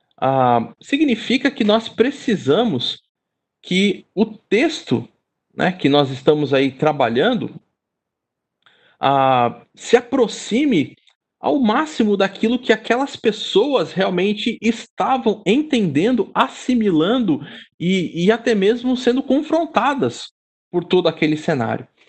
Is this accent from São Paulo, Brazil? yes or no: yes; São Paulo, Brazil; sou daqui e sou casado com uma carioca